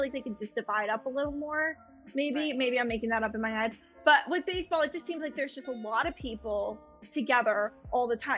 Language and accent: English; Boston, Massachusetts, United States; moved away; also born or lived in Pennsylvania; Boston's my home.